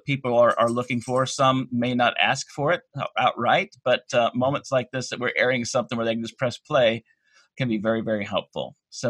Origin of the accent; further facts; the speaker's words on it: North Carolina, United States; we're both from North Carolina